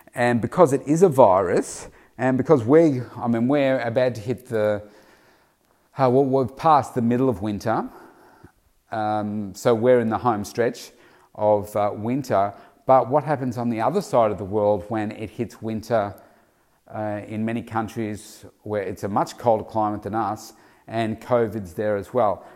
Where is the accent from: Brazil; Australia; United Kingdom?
Australia; Victoria; also born or lived in Melbourne; my home state of Victoria, Australia